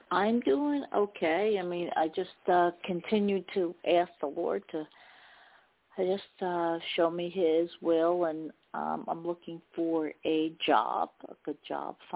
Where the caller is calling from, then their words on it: New Jersey, United States; from New Jersey